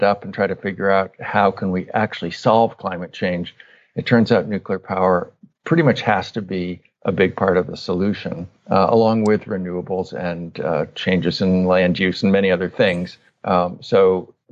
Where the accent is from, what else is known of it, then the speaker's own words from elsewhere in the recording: Northern California, United States; So I grew up in Northern California in the 1970s, 60s and 70s.